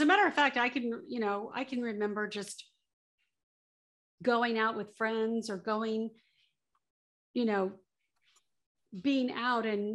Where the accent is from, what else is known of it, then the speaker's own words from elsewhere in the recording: South Bay, Southern California, United States; also born or lived in Orange County, California; I grew up in Southern California, born and raised. I grew up in the South Bay Area, Torrance, Redondo Beach, Hawthorne, that whole area.